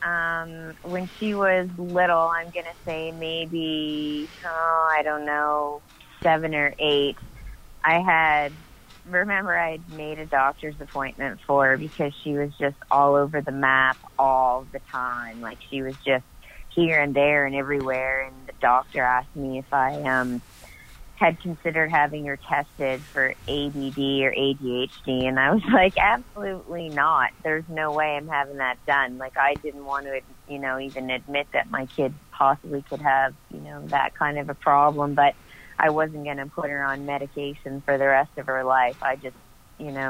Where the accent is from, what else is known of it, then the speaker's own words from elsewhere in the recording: Annapolis Valley, Nova Scotia, Canada; also born or lived in Yarmouth, Nova Scotia; I'm from the Annapolis Valley in Nova Scotia. Born and raised here.